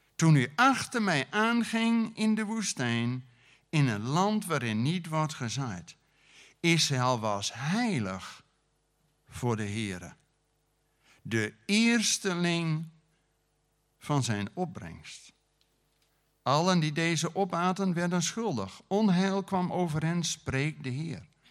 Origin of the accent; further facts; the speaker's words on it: Groningen, Netherlands; also born or lived in Friesland; ben een Groninger, maar met Friese ouders